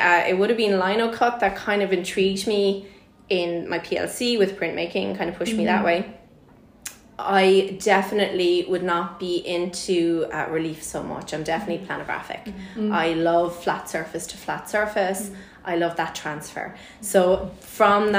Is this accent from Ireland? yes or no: yes; Ireland; in Ireland, this is how we do things.